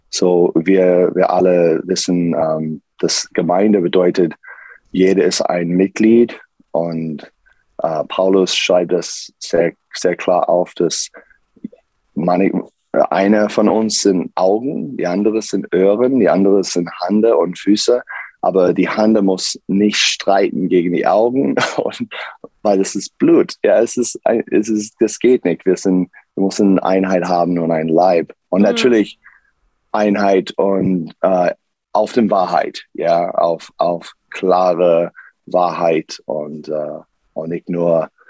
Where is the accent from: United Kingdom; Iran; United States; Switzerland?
United States; German is a second language; now in Karlsruhe, Germany; ähm, ich komme aus USA und ich bin Pastor hier in, in Karlsruhe äh, seit äh, zwei Jahren